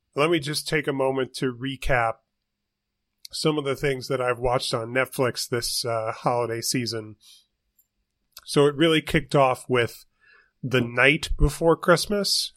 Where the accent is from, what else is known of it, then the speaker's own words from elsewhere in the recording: St. Louis, Missouri, United States; there's my hometown